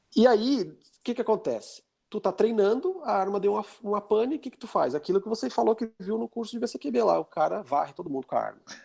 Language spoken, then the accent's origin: Portuguese; Brazil; sou é daqui do Brasil